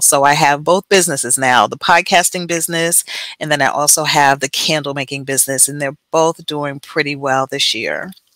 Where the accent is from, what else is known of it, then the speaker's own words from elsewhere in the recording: Jersey City, New Jersey, United States; moved away; also born or lived in Texas; born and raised in Jersey City, lived in Texas for about 20 years, 20 plus years